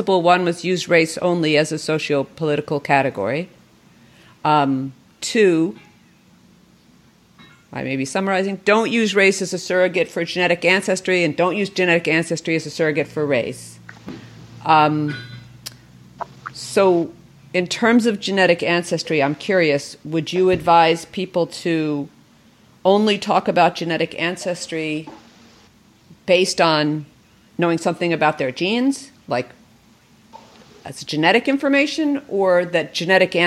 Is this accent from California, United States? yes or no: no; New York, United States; I'm from New York